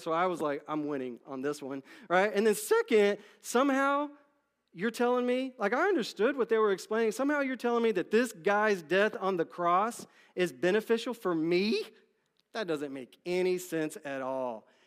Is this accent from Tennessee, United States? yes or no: no; Dallas, Texas, United States; I grew up in Dallas, Texas